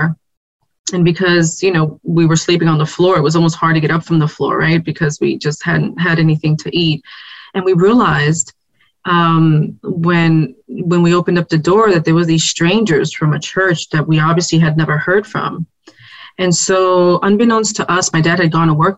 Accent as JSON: {"language": "English", "town": "New York City", "region": "New York", "country": "United States", "tie": "born or raised there", "also_born_or_lived": "Puerto Rico / Atlanta, Georgia", "said": "I was born and raised in the South Bronx."}